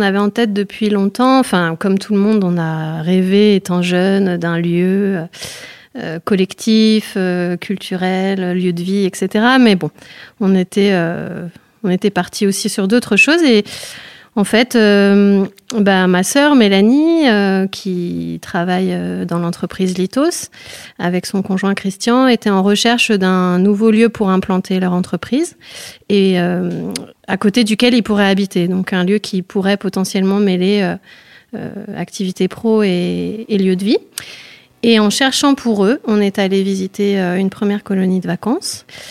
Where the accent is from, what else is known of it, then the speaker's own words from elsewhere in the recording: Autrans, Auvergne-Rhône-Alpes, France; moved away; je suis née à Autran, donc je suis revenue dans mon village d'origine.